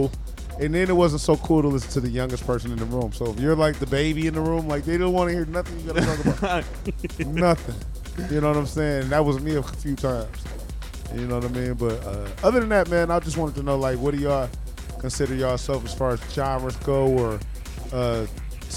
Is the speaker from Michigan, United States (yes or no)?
yes; Detroit, Michigan, United States; I'm from Detroit